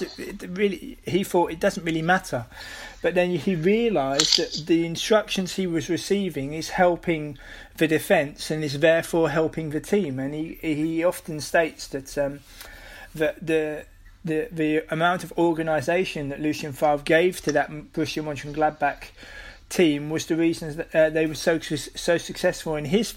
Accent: United Kingdom; now in Netherlands; as a British person living here in the Netherlands

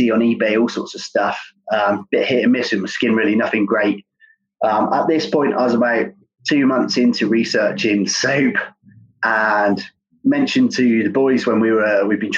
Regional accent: Cornwall, South West England, United Kingdom; I grew up surfing in Cornwall

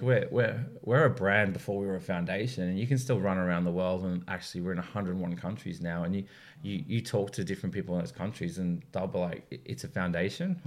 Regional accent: Sydney, New South Wales, Australia; I grew up obviously in Sydney

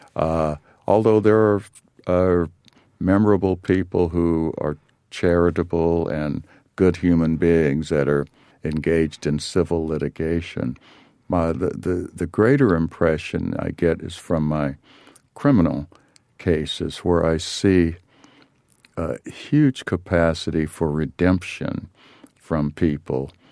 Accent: Los Angeles, California, United States; growing up in South Central L A.

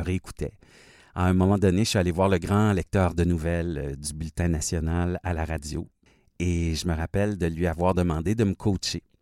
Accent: Fort-Coulonge, Quebec, Canada; je suis né au Québec, mais vraiment dans le sud-ouest du Québec, à la frontière de l'Ontario, dans mon petit village qui s'appelle Fort-Coulonge

